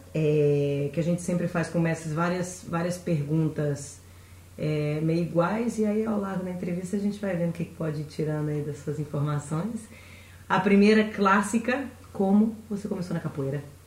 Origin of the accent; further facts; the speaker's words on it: Brazil; como boa brasileira